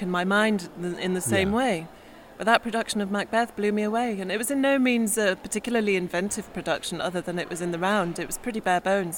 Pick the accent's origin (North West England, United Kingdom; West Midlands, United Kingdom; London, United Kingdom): West Midlands, United Kingdom; Staffordshire; I grew up in Staffordshire